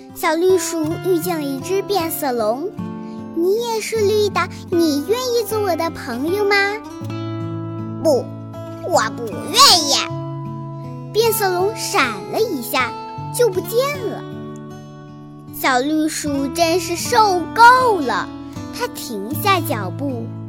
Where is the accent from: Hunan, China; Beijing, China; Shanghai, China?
Hunan, China; Liuyang; 今年七岁，我来自湖南省浏阳市人民路小学